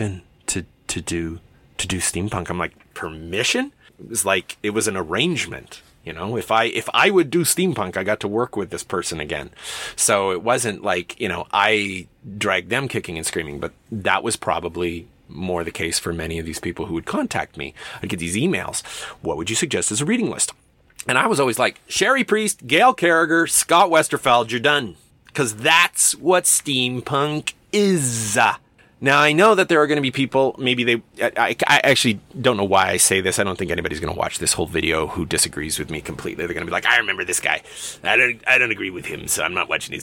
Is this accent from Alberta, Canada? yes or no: yes; Alberta, Canada; I'm from Alberta